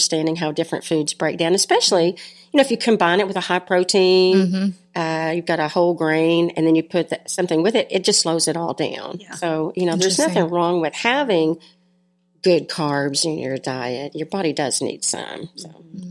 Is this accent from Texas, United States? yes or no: yes; Bridgeport, Texas, United States; I'm a country girl. I grew up in Bridgeport, Texas. I went to high school here